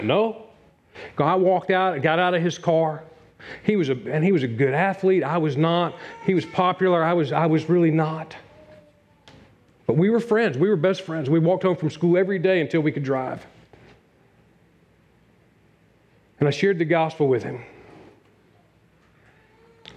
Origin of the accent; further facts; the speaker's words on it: Newport News, Virginia, United States; Newport News, Virginia, my hometown